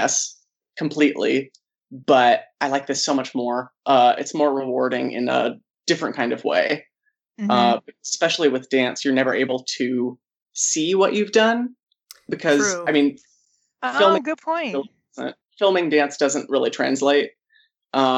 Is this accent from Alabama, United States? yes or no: no; Castro Valley, California, United States; moved away as an adult; also born or lived in Irvine, California; now in Los Angeles, United States; I am from the Bay Area, specific to the East Bay. So Oakland adjacent. It's way easier to tell people that I'm from Oakland